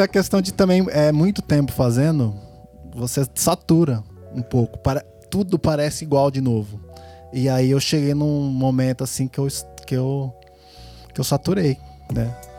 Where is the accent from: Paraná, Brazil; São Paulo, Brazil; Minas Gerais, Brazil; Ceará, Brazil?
São Paulo, Brazil; Piracicaba; eu nasci em São Paulo, né? Vim pra cá com 7 anos, 7, 8 anos? 7, 7 anos. 7 anos e meio